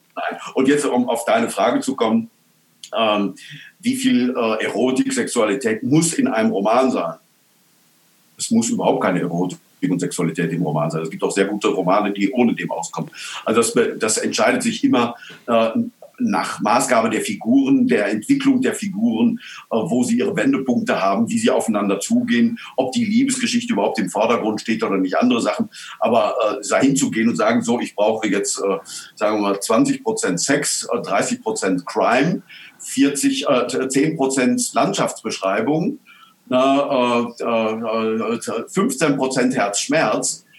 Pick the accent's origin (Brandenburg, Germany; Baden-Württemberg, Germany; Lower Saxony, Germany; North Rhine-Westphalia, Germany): North Rhine-Westphalia, Germany; Altena; in Altena, in meiner Heimatstadt